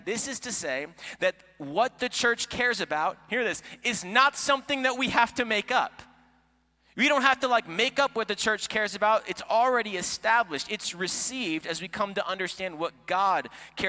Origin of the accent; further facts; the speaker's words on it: Florida, United States; moved away; also born or lived in Iowa; I am from Florida